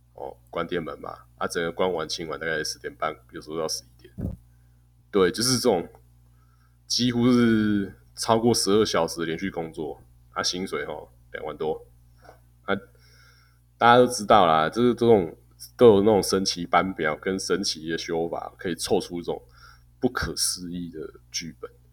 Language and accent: Chinese; Taiwan; also born or lived in Russia; 我们台湾人